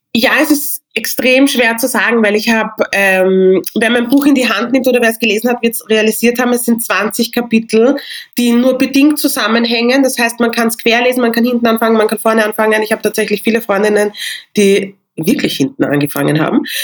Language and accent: German; Vienna, Austria; ich bin in Wien geboren, ich habe nigerianische Wurzeln